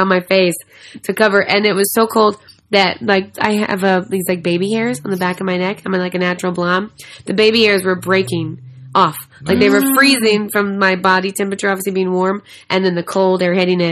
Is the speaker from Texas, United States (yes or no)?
yes; Dallas, Texas, United States; accent: southern; moved away; I grew up in Texas